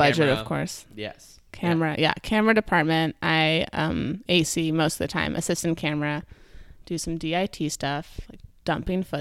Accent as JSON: {"language": "English", "region": "New Mexico", "country": "United States", "tie": "born or raised there", "also_born_or_lived": "New York City", "said": "Okay, so I was born in New York City, and then when I was two years old, my dad got a job as the executive director of the Georgia O'Keeffe Museum in New Mexico."}